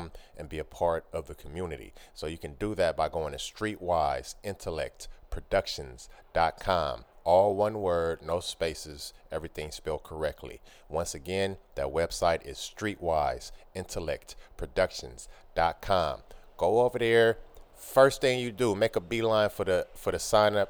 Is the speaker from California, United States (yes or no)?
yes; Oakland, California, United States; I'm from Oakland, California